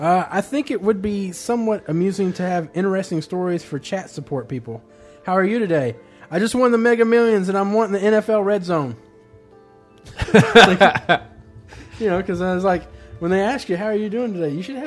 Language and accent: English; United Kingdom; I'm fucking British, and I listen to another podcast, so they must know what they're talking about.